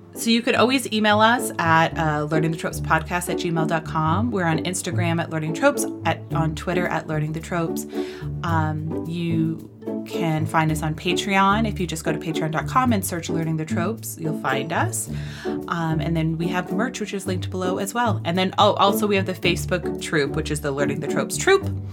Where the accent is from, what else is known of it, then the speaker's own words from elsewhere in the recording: New York, United States; as a New Yorker, it's like every time I come home